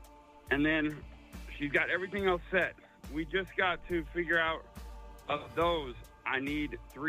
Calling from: Craig, Colorado, United States; Craig, Colorado, man.

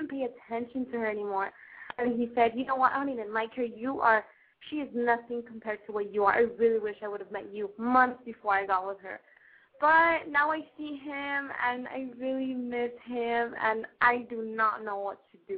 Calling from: Long Beach, California, United States; I'm 17. I'm calling from Long Beach, California.

